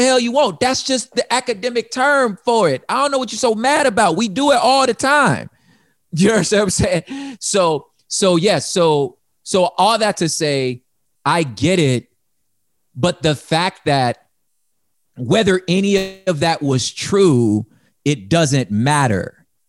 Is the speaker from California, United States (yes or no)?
yes; California, United States; I don't cease being a Californian when I become a grab, still a Californian